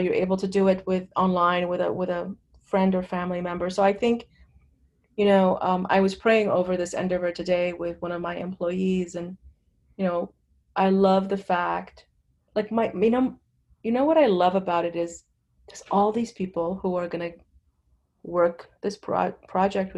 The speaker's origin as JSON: {"language": "English", "country": "Lebanon", "tie": "born or raised there", "moved": "yes", "lives_now": "United States", "said": "I grew up in Lebanon."}